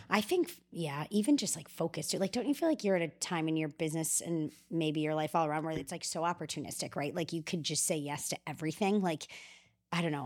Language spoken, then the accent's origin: English; Chicago, Illinois, United States; I'm from Chicago